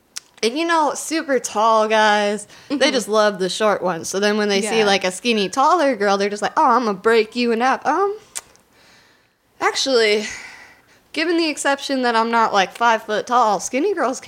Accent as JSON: {"language": "English", "region": "Wisconsin", "country": "United States", "said": "I'm from Wisconsin."}